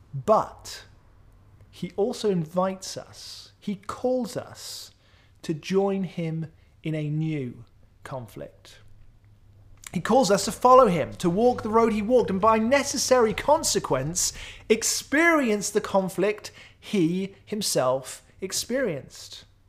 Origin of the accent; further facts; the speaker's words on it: Wales, United Kingdom; I grew up in South Wales. We lived really close to many of my extended family members.